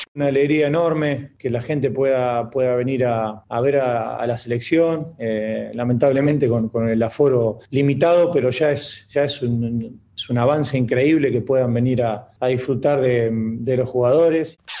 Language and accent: Spanish; Santa Fe, Argentina; yo soy de Santa Fe